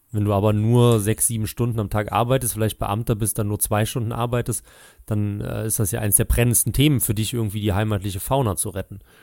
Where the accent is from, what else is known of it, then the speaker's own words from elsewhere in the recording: near Trier, Rhineland-Palatinate, Germany; Und ich weiß noch als Kind, bei uns in Rheinland-Pfalz, Nähe Trier